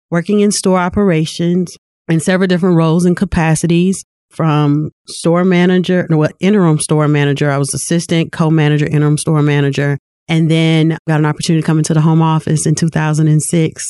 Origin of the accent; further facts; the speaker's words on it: Lewisville, Arkansas, United States; I was born and raised in Louisville, Arkansas.